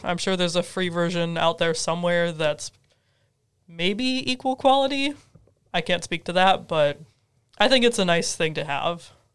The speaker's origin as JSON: {"language": "English", "area": "Twin Cities area", "region": "Minnesota", "country": "United States", "moved": "yes", "lives_now": "Carbondale, United States", "said": "I'm from the Twin Cities area in Minnesota"}